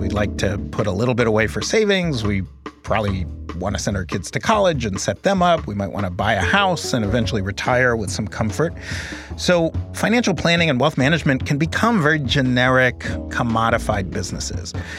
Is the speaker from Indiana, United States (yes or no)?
no; New York City, New York, United States; I grew up in Manhattan, in New York City.